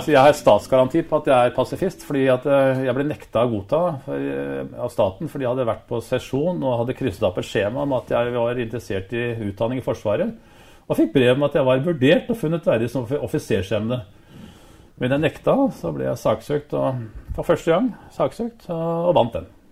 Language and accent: Norwegian; Oslo, Norway; also born or lived in Drangedal; jeg var oppvokst i Rødveien på Årvoll